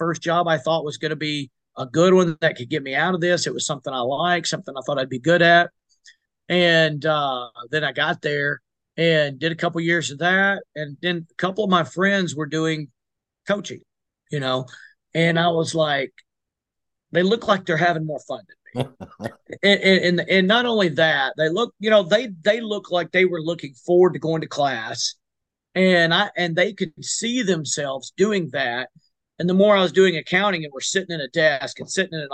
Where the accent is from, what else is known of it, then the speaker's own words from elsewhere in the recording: South Arkansas, United States; we're from South Arkansas